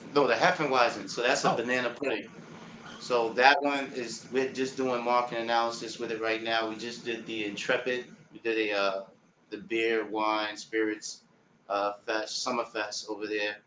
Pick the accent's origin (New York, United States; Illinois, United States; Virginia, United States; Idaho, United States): New York, United States; New York City; also born or lived in Harlem; I'm from Queens